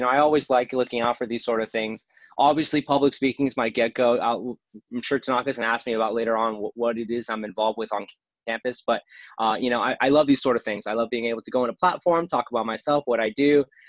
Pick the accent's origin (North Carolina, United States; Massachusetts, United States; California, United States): California, United States; Southern; I am from Southern California, born and raised